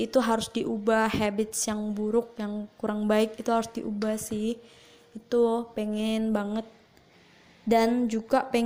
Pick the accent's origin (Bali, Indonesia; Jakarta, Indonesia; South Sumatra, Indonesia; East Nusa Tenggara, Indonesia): South Sumatra, Indonesia; Palembang; Aku asalnya dari Palembang.